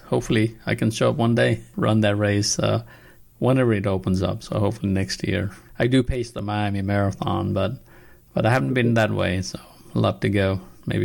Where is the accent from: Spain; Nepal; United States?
Nepal; moved away; I'm originally from Nepal